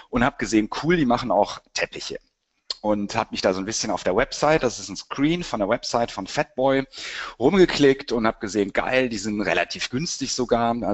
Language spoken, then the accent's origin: German; Cologne, North Rhine-Westphalia, Germany; Äh, ich bin ja aus Köln und habe auch Wirtschaftspsychologie studiert.